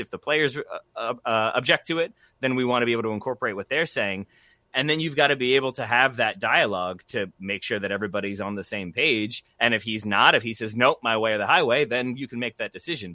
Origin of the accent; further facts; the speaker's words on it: United States; I am American